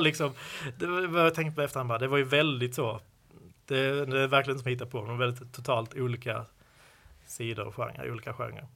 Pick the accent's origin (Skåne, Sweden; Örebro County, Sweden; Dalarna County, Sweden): Skåne, Sweden; accent: Scanian (skånska); min skånska